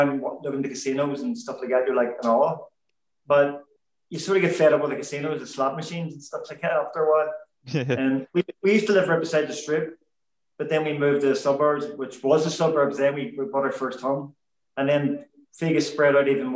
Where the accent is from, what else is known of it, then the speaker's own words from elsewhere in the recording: Belfast, Northern Ireland, United Kingdom; I was actually born at home in Percy Street on the Shankill, right behind where the Les Chandler is. And then we moved to the suburbs, the Highfield Estate in the greater Shankill area